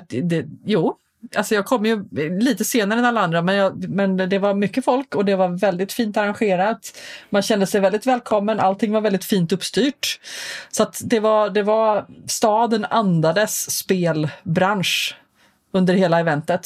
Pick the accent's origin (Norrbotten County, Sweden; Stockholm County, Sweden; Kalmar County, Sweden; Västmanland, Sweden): Stockholm County, Sweden; Stockholm; jag är ju eh, någonting så ovanligt som en infödd stockholmare med lite utländskt påbrå förvisso, men jag är född faktiskt på SÖS